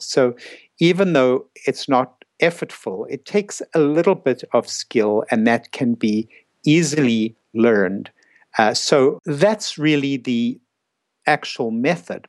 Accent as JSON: {"language": "English", "country": "South Africa", "also_born_or_lived": "New York City", "moved": "as an adult", "said": "I came from South Africa. I was 26 years old. I went to uh, New York City to do my psychiatry residency"}